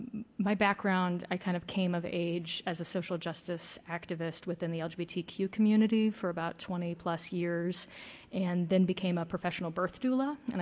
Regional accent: the South, United States; Yeah, and I'm from the South, and so that's, I'm definitely very familiar with the statue controversy.

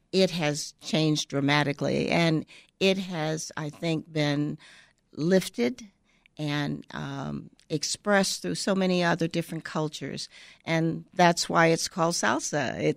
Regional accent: South Carolina, United States; moved away as an adult; now in Chicago, United States; And so I grew up in South Carolina. And believe it or not, we cha cha at high school

